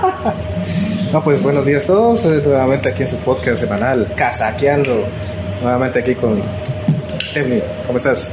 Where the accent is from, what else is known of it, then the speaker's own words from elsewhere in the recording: Guatemala; yo como chapín